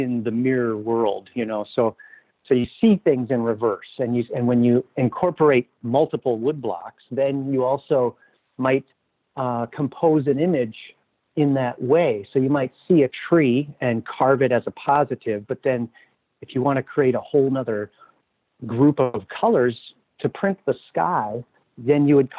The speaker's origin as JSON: {"language": "English", "town": "Minneapolis", "region": "Minnesota", "country": "United States", "tie": "born or raised there", "also_born_or_lived": "Southwest Wisconsin", "lives_now": "Duluth, United States", "said": "I grew up in Minneapolis"}